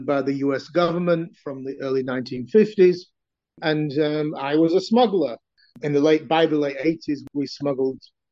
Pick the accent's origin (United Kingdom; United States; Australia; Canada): United Kingdom; I was born in Britain of a mixed Ukrainian father, Italian mother background